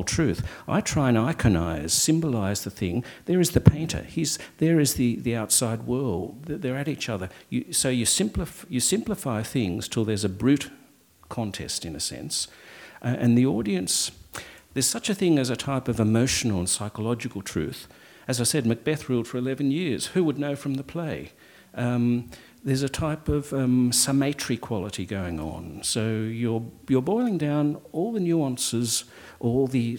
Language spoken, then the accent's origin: English; Australia; I'm Australian